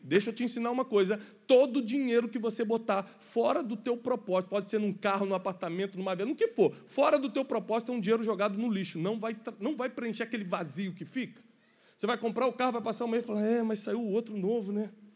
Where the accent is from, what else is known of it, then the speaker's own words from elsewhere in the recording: Rio de Janeiro, Brazil; sou carioca